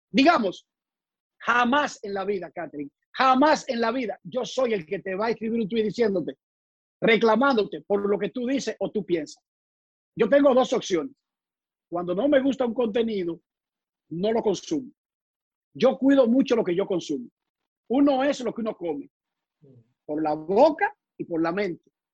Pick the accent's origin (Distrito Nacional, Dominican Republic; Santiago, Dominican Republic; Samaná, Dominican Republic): Distrito Nacional, Dominican Republic; Santo Domingo; moved away; also born or lived in United States; Yo soy de Buenos Aires de Herrera, calle Cuba, en la parte oeste de la capital dominicana.